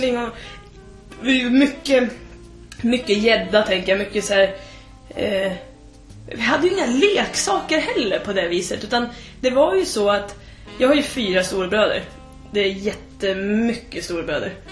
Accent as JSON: {"language": "Swedish", "town": "Tystberga", "region": "Södermanland", "country": "Sweden", "tie": "born or raised there", "also_born_or_lived": "Trosa", "said": "jag är från Tysberga."}